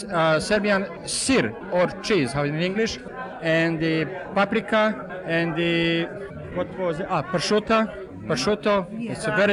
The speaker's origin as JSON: {"language": "English", "country": "Montenegro", "also_born_or_lived": "Italy / Africa", "second_language": "English", "moved": "as an adult", "lives_now": "United States", "said": "I am from Montenegro, from Crna Gora. Well, that's part of Serbia"}